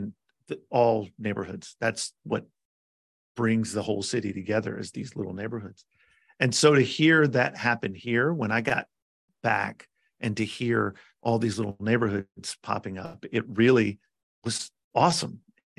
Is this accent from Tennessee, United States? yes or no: yes; Nashville, Tennessee, United States; I grew up in Nashville. I'm born and bred in Nashville, Tennessee